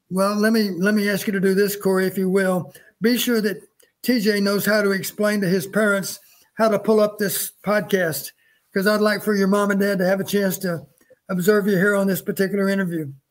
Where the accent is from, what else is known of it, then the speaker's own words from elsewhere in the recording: Texas, United States; moved away; also born or lived in Iowa; I grew up in Texas